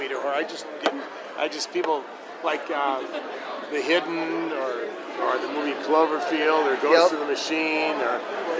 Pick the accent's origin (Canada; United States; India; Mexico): United States; Viroqua, Wisconsin; Racine, yeah. Viroqua here.